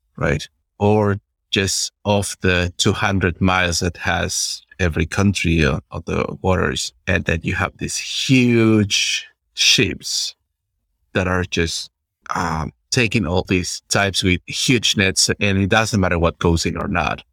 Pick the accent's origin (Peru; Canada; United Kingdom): Peru; I'm from Peru